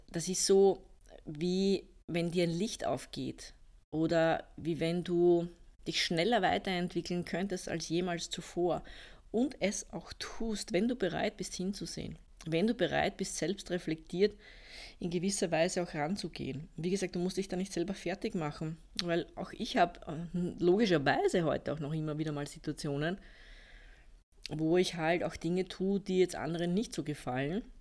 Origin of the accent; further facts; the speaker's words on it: Austria; also ich bin ja aus Österreich, wie man wahrscheinlich unschwer hören kann.